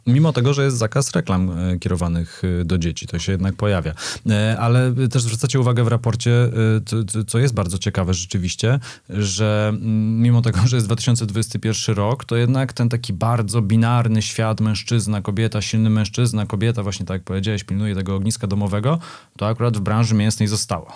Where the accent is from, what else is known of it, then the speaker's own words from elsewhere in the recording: Poland; ja się urodziłem e, w schyłkowym PRL-u, ale już wychowywałem się w wolnej Polsce